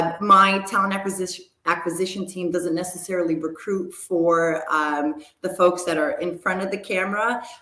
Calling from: New York, United States; I'm dialing in from New York, out in Rockland County, which is we're headquartered in New York City.

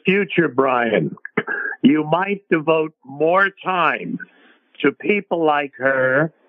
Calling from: Toronto, Ontario, Canada; I'm calling from Toronto, Canada.

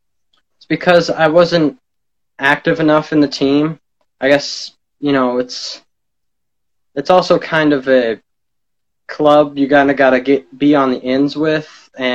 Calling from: Phillips, Maine, United States; I'm calling from Phillips, Maine.

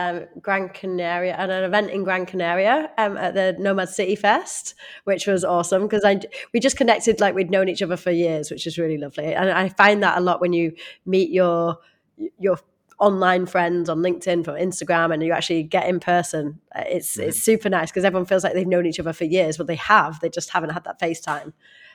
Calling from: Canggu, Bali, Indonesia; From Canggu in Bali, Indonesia

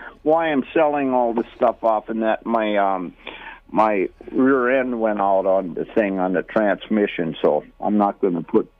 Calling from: Minnesota, United States; I'm just west of Buffalo, 8 miles or so.

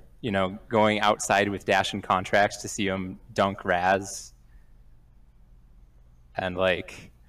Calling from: Utah, United States; Middle of nowhere, Utah.

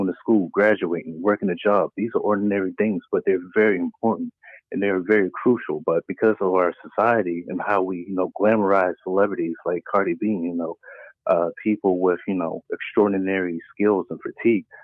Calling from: Maryland, United States; I'm coming from Maryland.

